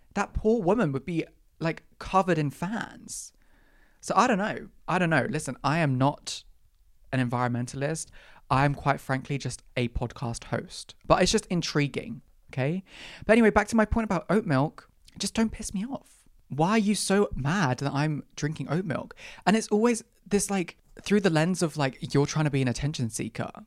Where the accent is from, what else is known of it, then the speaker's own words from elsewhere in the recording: Ireland; I'm also Irish